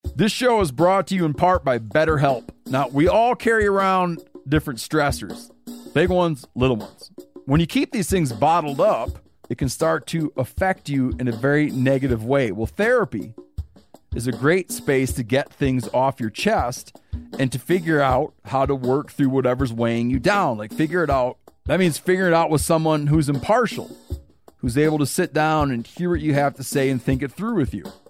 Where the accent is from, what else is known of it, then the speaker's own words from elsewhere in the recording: Michigan, United States; moved away; also born or lived in Montana; I grew up in Michigan